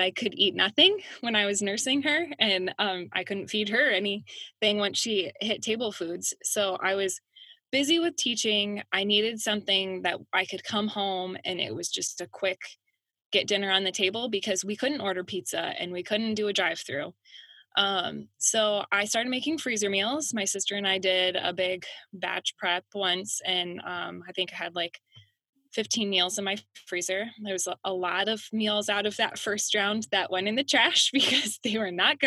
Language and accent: English; Fairbank, Iowa, United States; also born or lived in Des Moines, Iowa / Rochester, Minnesota; now in Center Point, United States; I grew up in Fairbank, Iowa